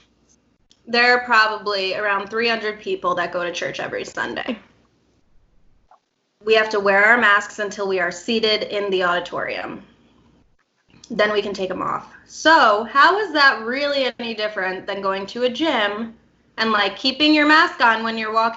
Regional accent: outside the Albany area, upstate New York, United States; also born or lived in Charleston, South Carolina; am from upstate New York, outside the Albany area

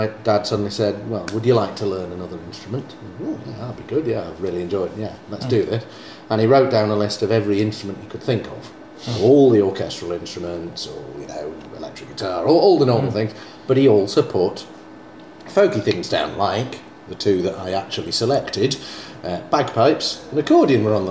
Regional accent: Manchester, North West England, United Kingdom; also born or lived in Cheshire; Manchester area

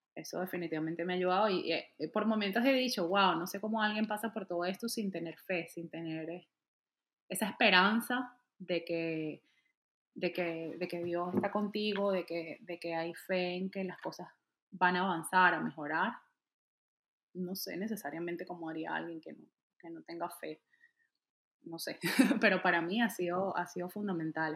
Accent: Venezuela; moved away as an adult; now in Atlanta, United States; Salí de un día a otro, salí de Venezuela y salí, salí por Colombia

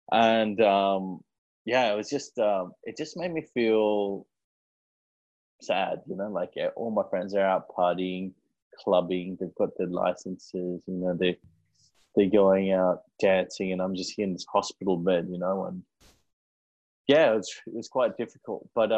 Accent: India; we're Indian and we like to eat a lot of food.

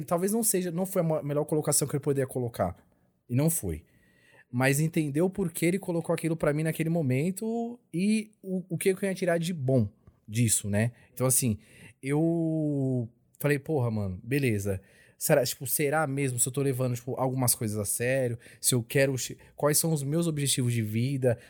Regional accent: São Paulo, Brazil; also born or lived in Bahia; eu nasci na Bahia, nasci tipo numa cidadezinha da Bahia. E os meus pais já vieram para São Paulo, porque onde eu nasci não tinha escola

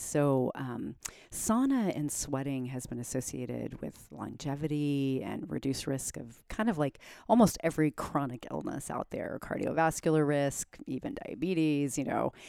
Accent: Germany; moved away; I grew up in Germany.

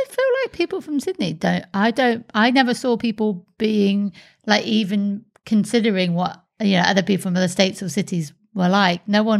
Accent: England, United Kingdom; moved away as an adult; now in Sunshine Coast, Australia; when I was growing up in England, you'd have like your 1 week holiday in the Med and that's what would be pretty much the summer. Whereas now in Australia

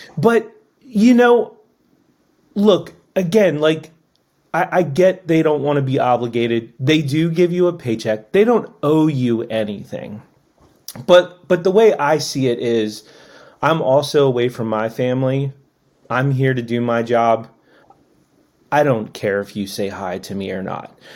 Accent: Annapolis, Maryland, United States; I grew up in Annapolis

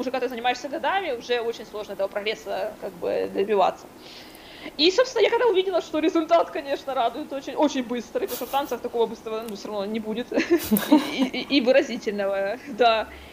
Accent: Kryvyi Rih, Dnipropetrovsk Oblast, Ukraine; в моем родном городе, Кривой Рог

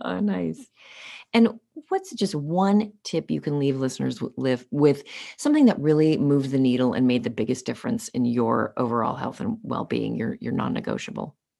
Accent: Los Angeles, California, United States; grew up, uh, born and raised in Los Angeles

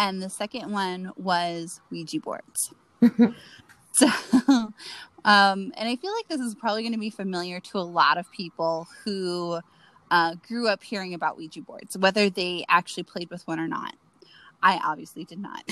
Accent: Florida, United States; you and I grew up in Florida

